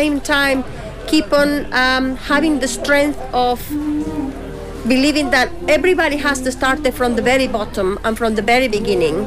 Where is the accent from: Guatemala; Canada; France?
Guatemala; also born or lived in Hong Kong / England; now in Tipperary, Ireland; I'm original from Central America